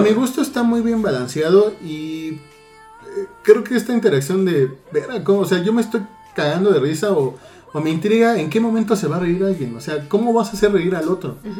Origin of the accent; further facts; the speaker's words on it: Mexico; como mexicanos